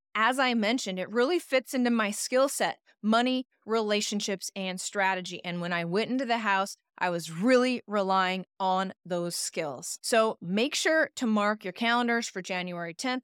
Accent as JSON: {"language": "English", "town": "Idaho Falls", "region": "Idaho", "country": "United States", "tie": "born or raised there", "moved": "yes", "lives_now": "Portland, United States", "said": "my hometown Idaho Falls, Idaho"}